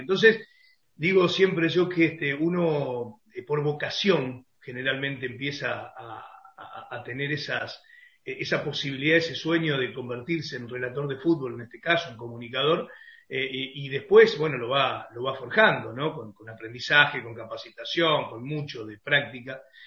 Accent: Concordia, Entre Ríos, Argentina; moved away as an adult; now in Santa Fe, Argentina; me crié, nací, me crié en Concordia

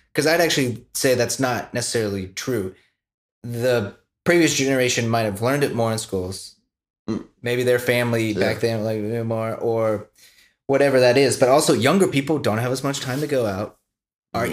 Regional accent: United States

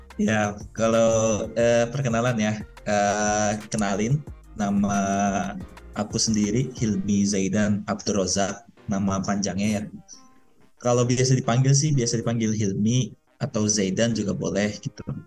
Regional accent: Depok, West Java, Indonesia; moved away as an adult; now in Sharjah, United Arab Emirates; aku aslinya Depok

